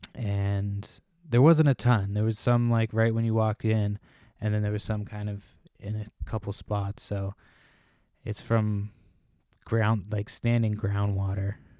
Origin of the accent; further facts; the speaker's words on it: Massachusetts, United States; moved away; also born or lived in Washington State; we moved from Washington State to Massachusetts, which is where I'm originally from